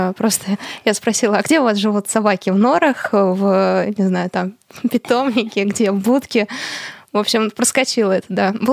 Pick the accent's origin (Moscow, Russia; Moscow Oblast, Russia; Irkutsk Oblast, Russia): Irkutsk Oblast, Russia; Irkutsk; Я из Иркутска, помните?